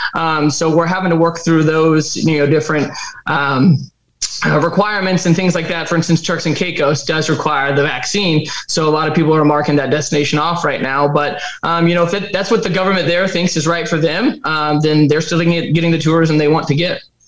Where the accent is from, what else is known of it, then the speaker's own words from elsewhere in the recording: Texas, United States; I'm from Texas